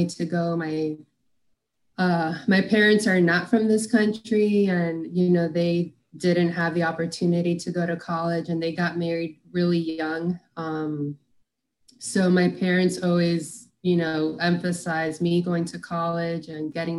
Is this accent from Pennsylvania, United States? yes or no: no; Miami, Florida, United States; I'm originally from Miami, Florida. Pretty much spent most of my life there. You know, did school there, went to college there